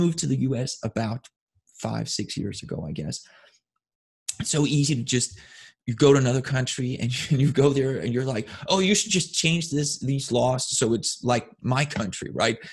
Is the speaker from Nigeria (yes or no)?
no; Denmark; moved away; I grew up in Scandinavia, Denmark specifically